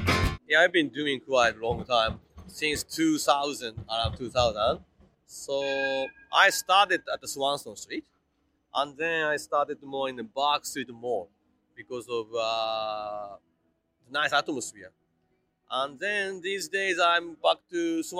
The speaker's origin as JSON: {"language": "English", "town": "Kuwana", "region": "Mie", "country": "Japan", "tie": "born or raised there", "also_born_or_lived": "Auckland, New Zealand", "second_language": "English", "moved": "as an adult", "lives_now": "Melbourne, Australia", "said": "I'm originally come from Japan"}